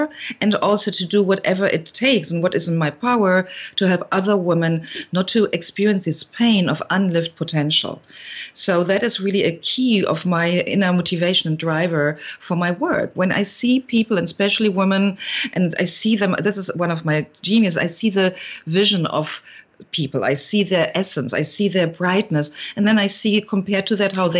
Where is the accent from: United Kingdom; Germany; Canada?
Germany; accent: German; now in California, United States; I've been raised with two parents back in Germany, you hear it from my accent